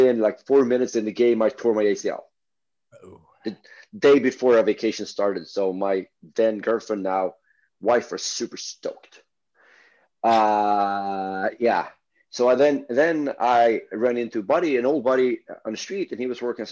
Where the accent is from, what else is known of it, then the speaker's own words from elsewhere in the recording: Stockholm, Stockholm County, Sweden; we're not from the same part of Stockholm, but we're from Stockholm.